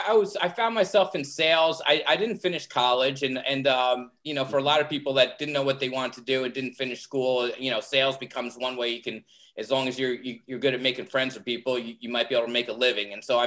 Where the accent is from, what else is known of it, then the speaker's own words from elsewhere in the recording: Freehold, New Jersey, United States; also born or lived in Florida; I grew up in Freehold